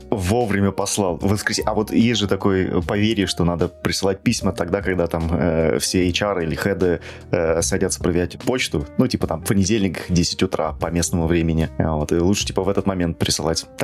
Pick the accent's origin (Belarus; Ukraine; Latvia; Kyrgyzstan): Belarus; Minsk; moved away as an adult; also born or lived in Moscow / Warsaw; now in Los Angeles, United States; Да, я родился в Минске.